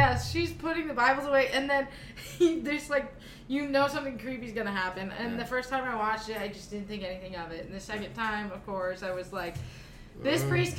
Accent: Florence, Arizona, United States; So I'm from Florence, Arizona, which is a very small town.

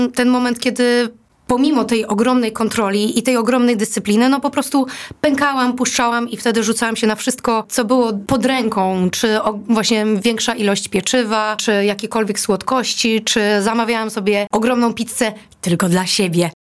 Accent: Greater Poland, Poland; moved away as an adult; pochodzę z Wielkopolski

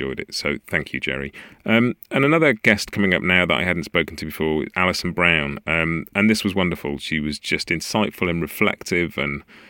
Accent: England, United Kingdom; just being English

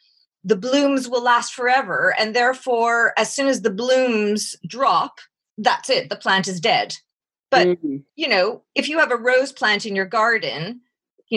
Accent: Montreal, Quebec, Canada; accent: North American; moved away as an adult; now in England; although I live in England, I have a North American accent. I'm originally from Canada, from Montreal.

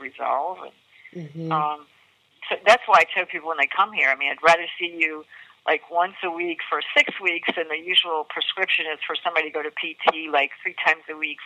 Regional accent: New Orleans, Louisiana, United States; I'm from New Orleans

